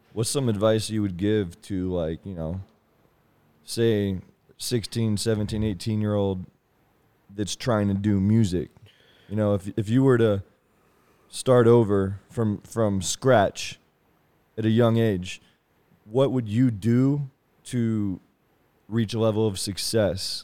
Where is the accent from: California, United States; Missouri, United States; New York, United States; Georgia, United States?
Missouri, United States; Kansas City; I'm from Kansas City